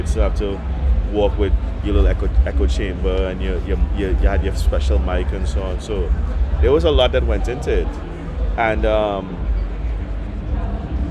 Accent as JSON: {"language": "English", "country": "Trinidad & Tobago", "tie": "born or raised there", "said": "growing up in Trinidad and Tobago"}